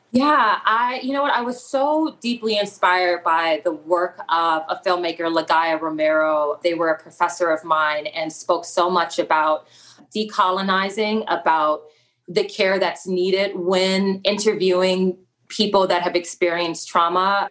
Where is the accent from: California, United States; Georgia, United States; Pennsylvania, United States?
California, United States; Los Angeles; I'm originally from South Central Los Angeles